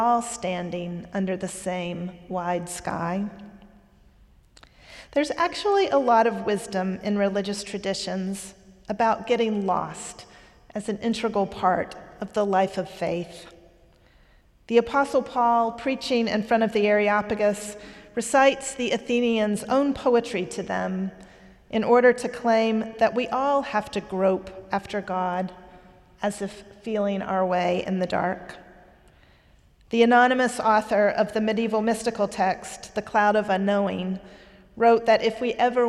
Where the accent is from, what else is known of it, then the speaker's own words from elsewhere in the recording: Eastern North Carolina, United States; moved away; When I was a child, I used to accompany my father when he preached in churches around Eastern North Carolina. He was a religion professor in the college in my hometown